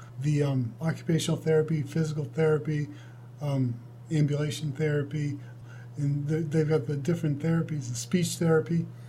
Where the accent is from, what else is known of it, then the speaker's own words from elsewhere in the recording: Georgia, United States; now in Texas, United States; And then I'm from Georgia. I moved here from Georgia. So the distances in Texas are phenomenal.